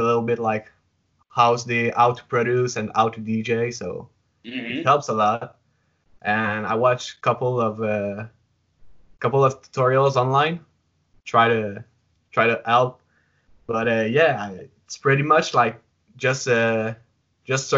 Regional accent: Quebec City, Quebec, Canada; first language French; English is a second language; I grew up in Quebec City, like the main city.

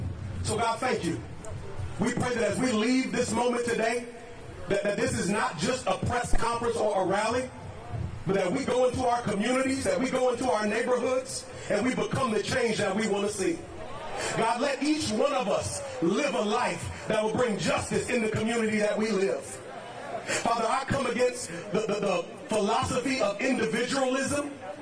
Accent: Kenosha, Wisconsin, United States; We are residents here of Kenosha. We're from Kenosha, raised in Kenosha. Our families are here.

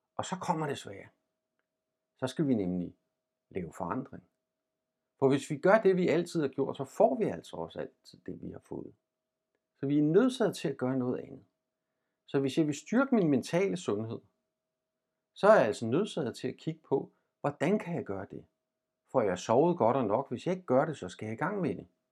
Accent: Denmark; vi som danskere

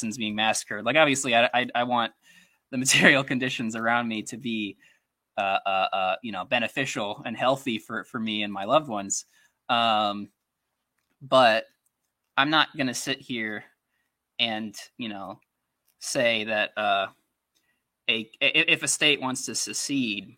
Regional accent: United States; I am an American in the sense that I was born in America and I was influenced by American culture

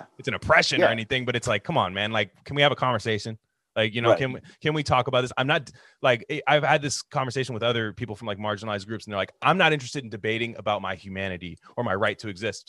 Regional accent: Bay Area, California, United States; I grew up in the Bay Area

